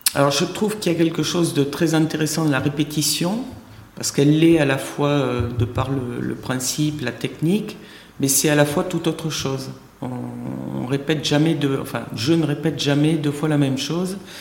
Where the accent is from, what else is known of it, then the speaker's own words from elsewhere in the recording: Tarn, Occitania, France; moved away as an adult; also born or lived in Paris / Tahiti; je suis revenu dans le sud-ouest dont je suis originaire, de Tarn, précisément